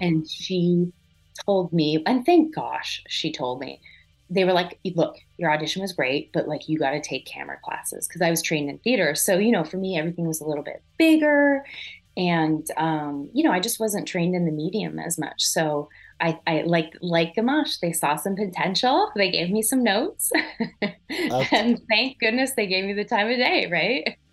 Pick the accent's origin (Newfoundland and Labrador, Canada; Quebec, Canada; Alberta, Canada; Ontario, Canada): Quebec, Canada; an hour south of Montreal; accent: French Canadian; moved away; I grew up an hour south of south of Montreal, which is very English French. Mm-hmm. I grew up with you know French Canadians all around me. I am a French Canadian, and my accent is my mom